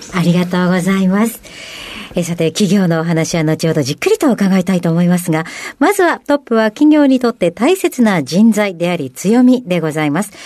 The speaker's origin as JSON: {"language": "Japanese", "region": "Tokyo area", "country": "Japan", "tie": "born or raised there", "said": "私、あの、東山というところが出身で。"}